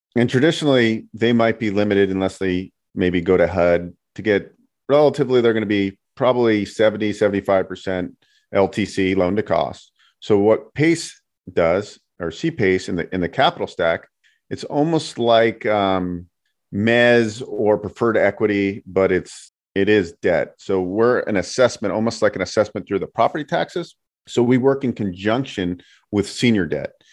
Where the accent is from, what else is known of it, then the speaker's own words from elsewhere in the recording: San Francisco Bay Area, California, United States; now in Las Vegas, United States; I grew up in the Bay Area, San Francisco Bay Area.